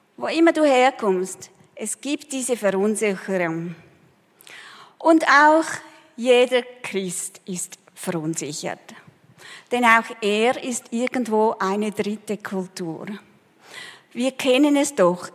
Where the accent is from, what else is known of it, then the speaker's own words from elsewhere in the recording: Switzerland; moved away as an adult; also born or lived in Peru; Als wir zurückkamen nach vielen Jahren, wir haben auch gemerkt, wir sind nicht Peruaner, aber wir sind auch keine richtigen Schweizer mehr.